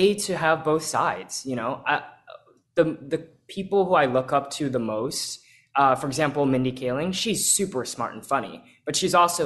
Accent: Texas, United States; I grew up in Texas

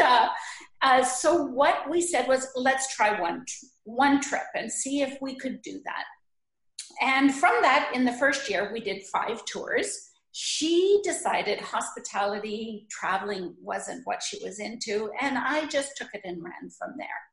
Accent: Sault Ste. Marie, Ontario, Canada; moved away; my heart takes me back to Sault Ste. Marie, where I was born and ah, raised

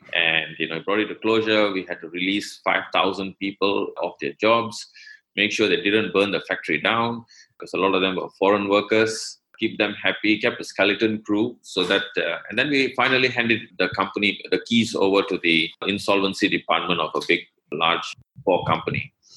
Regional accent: Malaysia; I'm from Malaysia

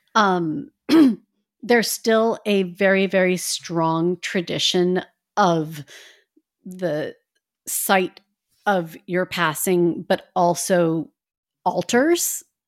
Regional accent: Midwest, United States; I grew up in the Midwest

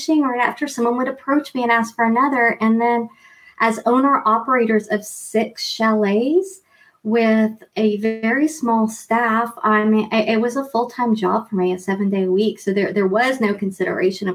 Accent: East Coast of the U.S., United States; moved away as an adult; also born or lived in Montreal, Quebec / Vancouver; now in Quebec, Canada; I grew up on the East Coast in the U.S.

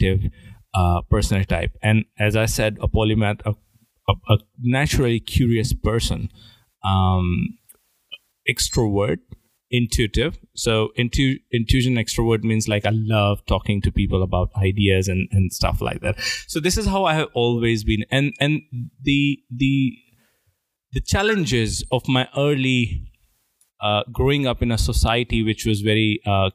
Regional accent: India; my parents thought being good Indian, you're supposed to rank very high in exams

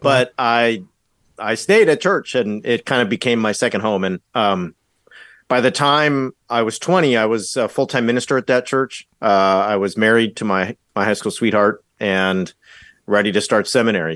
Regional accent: Orange County, Southern California, United States; moved away as an adult; I grew up in Southern California, Orange County

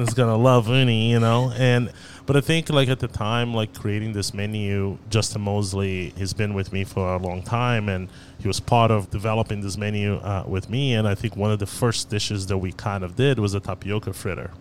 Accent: Rio de Janeiro, Brazil; now in Dallas, United States; We grew up in Rio, but my grandmother is from Bahia

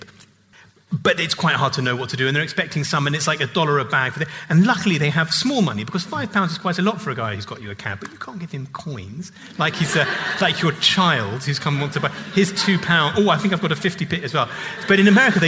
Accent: England, United Kingdom; as an English person

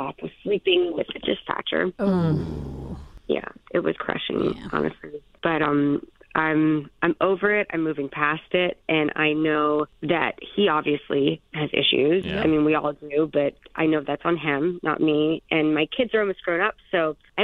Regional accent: Houston, Texas, United States; I'm from Houston. We are polite people

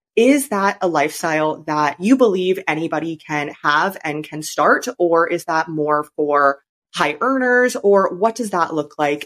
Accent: Canada; moved away as an adult; now in China; I'm from Canada

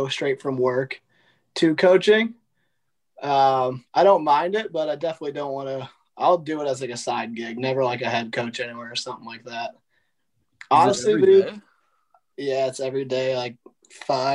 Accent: Missouri, United States; born or raised there

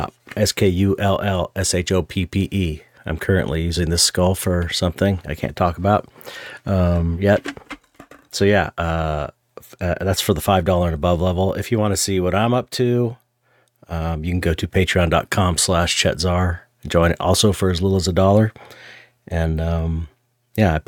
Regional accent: San Pedro, California, United States; I'm from San Pedro.

